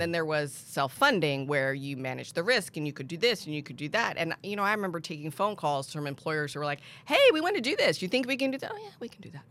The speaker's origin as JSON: {"language": "English", "region": "Pennsylvania", "country": "United States", "tie": "born or raised there", "also_born_or_lived": "Washington, D.C. / South Florida", "moved": "as an adult", "lives_now": "San Antonio, United States", "said": "I grew up in Pennsylvania"}